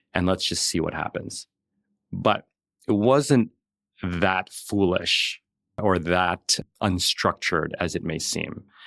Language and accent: English; New York City, New York, United States; I grew up in New York City and we were like lower middle class.